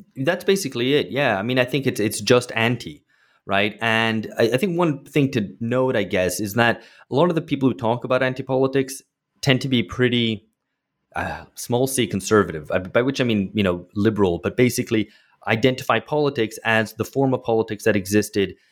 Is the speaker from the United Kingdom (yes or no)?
yes; United Kingdom; moved away as an adult; now in São Paulo, Brazil; I grew up in Britain